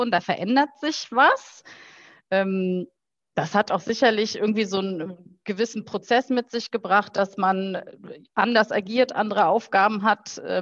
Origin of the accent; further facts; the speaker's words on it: Heinsberg, North Rhine-Westphalia, Germany; Äh, ich bin in der Tat in Heinsberg äh, aufgewachsen, bin dort äh, zur Schule gegangen und habe mich da nach der Schule auch für eine Ausbildung entschieden.